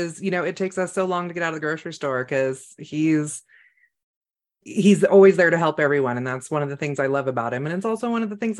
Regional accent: Northern California, United States; I grew up in Northern California, which is actually very country

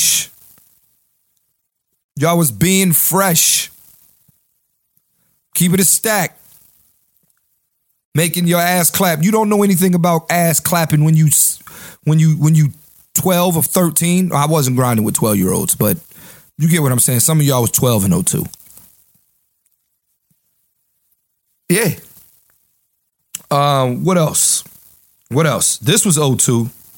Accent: Philadelphia, Pennsylvania, United States; I'm from Uptown

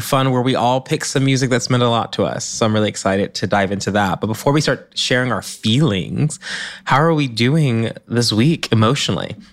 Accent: the South, United States; moved away; I'm from the South

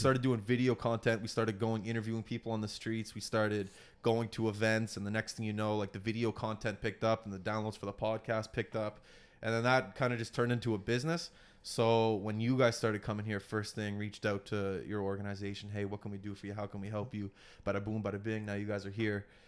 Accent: Nova Scotia, Canada; coming from Nova Scotia

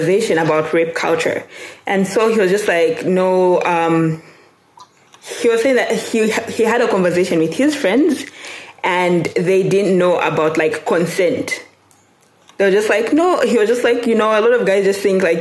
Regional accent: Lusaka, Lusaka Province, Zambia; also born or lived in Ndola; I was born and raised in Zambia. I was born in Lusaka, then moved to Ndola, then moved back to Lusaka, and that's where I currently reside

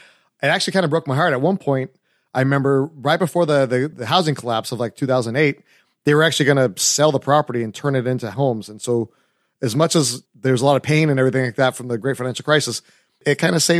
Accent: Southern California, United States; I grew up in Southern California

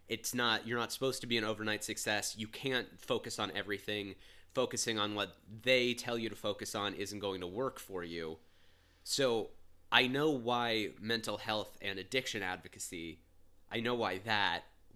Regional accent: Cincinnati, Ohio, United States; We grew up in Cincinnati, just for those listening.

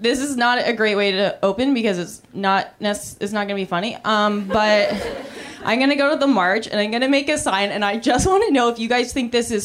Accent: Canada; now in United States; I'm Canadian

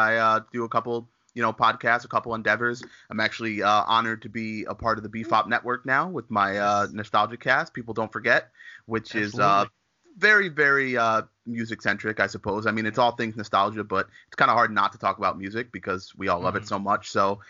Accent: Albany, New York, United States; I am from Albany, New York, the capital up here

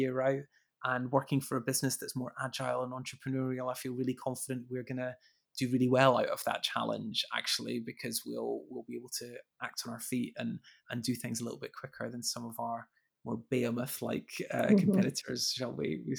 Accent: Edinburgh, Scotland, United Kingdom; moved away; I am indeed from Edinburgh.

